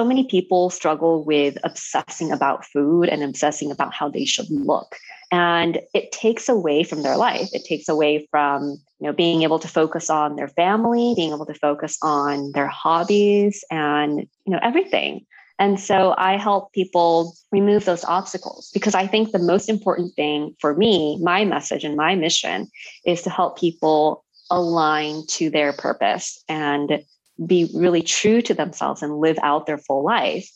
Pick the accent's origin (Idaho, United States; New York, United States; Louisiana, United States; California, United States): California, United States; Los Angeles; moved away as an adult; now in Japan; I'm from Los Angeles. I grew up in California. I just came to Japan last fall in October